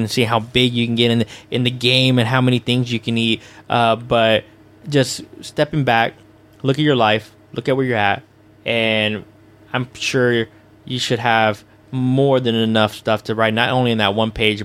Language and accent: English; Houston, Texas, United States; my hometown in Houston